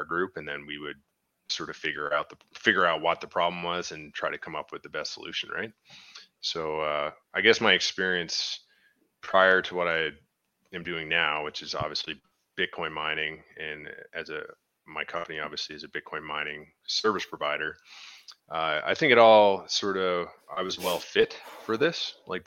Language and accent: English; Newfoundland and Labrador, Canada; now in Lloydminster, Canada